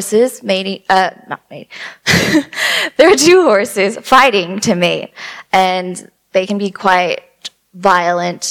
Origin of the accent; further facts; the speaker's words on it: California, United States; I'm from California as well, and the sass kind of comes out